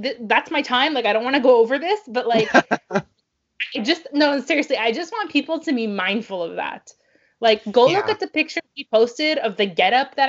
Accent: Canada; now in Montreal, Canada; as a Canadian

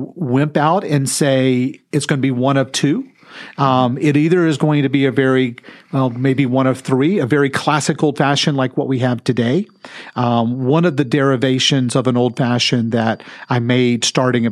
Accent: Texas, United States; I'm from Texas

